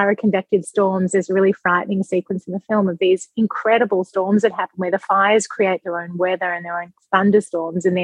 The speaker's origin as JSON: {"language": "English", "town": "Melbourne", "region": "Victoria", "country": "Australia", "tie": "born or raised there", "moved": "as an adult", "lives_now": "Los Angeles, United States", "said": "I'm from Melbourne, and I lived there for 34 years"}